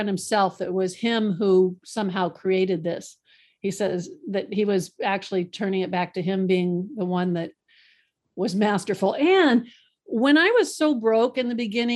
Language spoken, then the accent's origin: English; Boca Raton, Florida, United States; moved away; also born or lived in Kingsburg, California; I actually grew up in Boca Raton, Florida